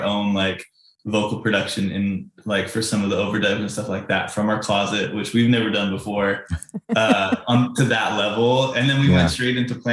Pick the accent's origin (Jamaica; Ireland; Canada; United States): Canada; I'm Canadian